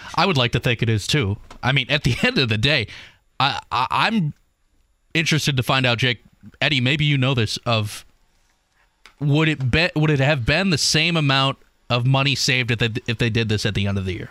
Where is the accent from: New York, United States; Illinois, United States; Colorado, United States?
Illinois, United States; Chicago; now in Indianapolis, United States; I'm from Chicagoland